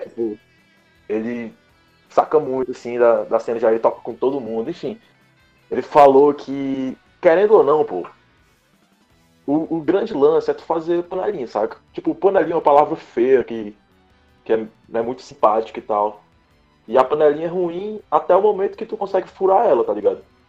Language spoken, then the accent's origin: Portuguese; Teresina, Piauí, Brazil; moved away as an adult; now in São Luís, Brazil; eu sou daqui de Teresina